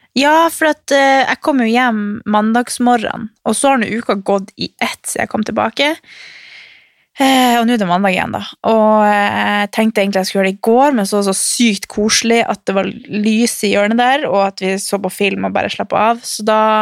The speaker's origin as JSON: {"language": "Norwegian", "town": "Harstad", "region": "Troms", "country": "Norway", "tie": "born or raised there", "moved": "yes", "said": "hjemme i Harstad på jula"}